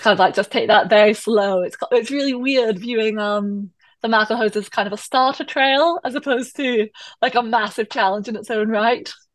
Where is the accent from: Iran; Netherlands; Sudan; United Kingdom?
United Kingdom; Perthshire, Scotland; moved away as an adult; also born or lived in London; now in Hong Kong; I am Scottish, uh, and I'm from originally from Perthshire, so kind of central Scotland, just at the start of the Highlands